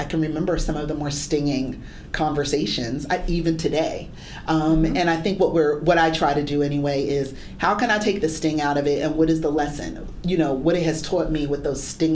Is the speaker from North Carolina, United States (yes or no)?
no; Philadelphia, Pennsylvania, United States; Philadelphia, my hometown.